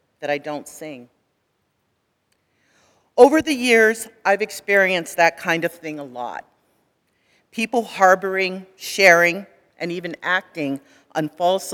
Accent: California, United States; I grew up in California.

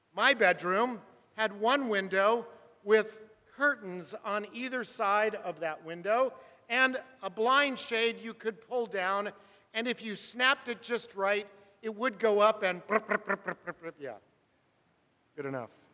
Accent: Burbank, California, United States; I grew up in Burbank, California, four houses up from the railroad track

